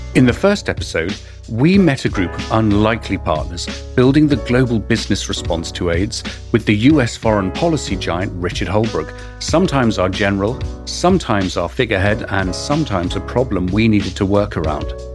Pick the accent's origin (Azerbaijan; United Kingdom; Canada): United Kingdom; England; accent: English; my English accent